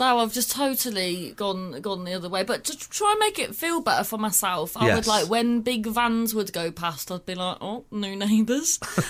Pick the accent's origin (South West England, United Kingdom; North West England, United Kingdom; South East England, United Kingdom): South West England, United Kingdom; Cornwall; also born or lived in Manchester; now in Glossop, United Kingdom; I'm originally from Cornwall, but now I live... I did live up here in Manchester by Strange Ways Prison, but now I've just moved to Gossop.